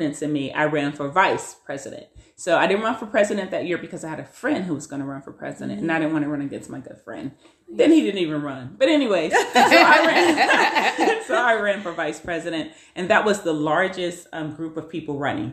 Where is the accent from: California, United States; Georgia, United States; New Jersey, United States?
California, United States; Compton; moved away as an adult; also born or lived in Berkeley, California / Fremont, California; now in Tracy, United States; I grew up in Compton